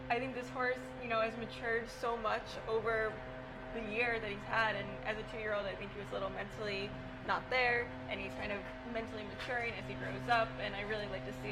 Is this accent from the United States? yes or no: yes; Clifton Park, New York, United States; also born or lived in Bolton Landing, New York; I'm from Clifton Park, New York, and I grew up.